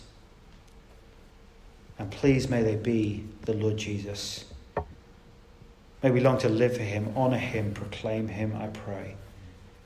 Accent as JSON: {"language": "English", "country": "United Kingdom", "said": "We're British after all, aren't we?"}